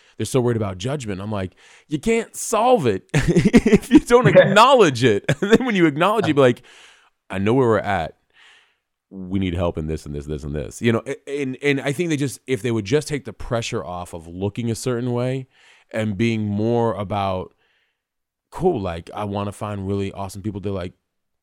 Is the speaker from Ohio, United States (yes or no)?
no; New York, United States; moved away; I'm from New York